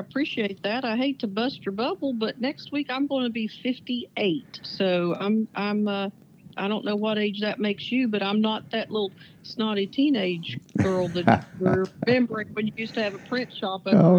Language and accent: English; Barboursville, West Virginia, United States; born or raised there